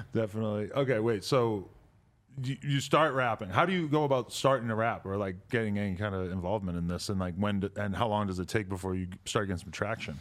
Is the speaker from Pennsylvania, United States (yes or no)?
no; New Hampshire, United States; growing up in New Hampshire